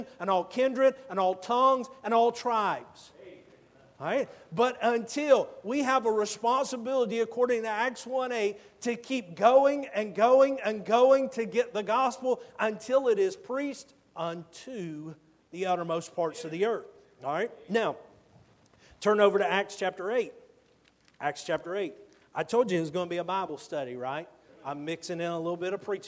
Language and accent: English; Georgia, United States; moved away; I'm from Georgia